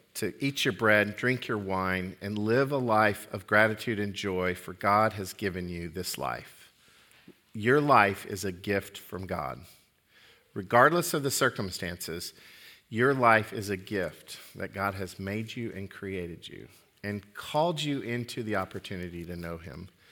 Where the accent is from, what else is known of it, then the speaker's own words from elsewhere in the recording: Oklahoma, United States; I'm from Oklahoma